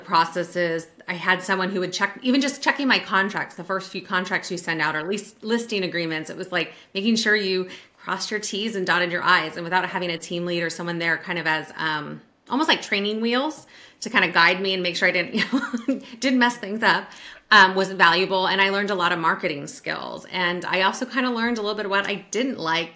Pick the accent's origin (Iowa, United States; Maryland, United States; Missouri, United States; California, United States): California, United States; Sacramento; moved away as an adult; now in Virginia, United States; I'm originally from the Sacramento area